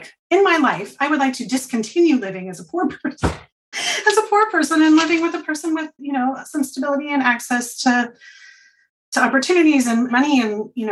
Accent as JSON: {"language": "English", "town": "Portland", "region": "Oregon", "country": "United States", "tie": "born or raised there", "said": "I grew up in Portland, but like outer Southeast Portland."}